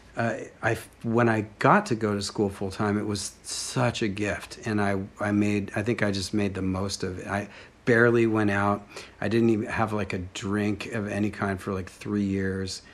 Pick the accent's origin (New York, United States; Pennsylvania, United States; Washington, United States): Washington, United States; Bellingham; also born or lived in Seattle, Washington; I grew up in Bellingham, Washington.